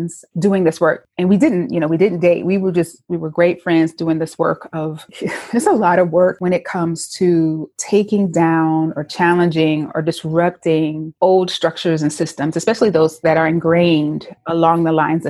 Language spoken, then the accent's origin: English; Winston-Salem, North Carolina, United States; I am originally from Winston-Salem, North Carolina. So I was born and raised in the South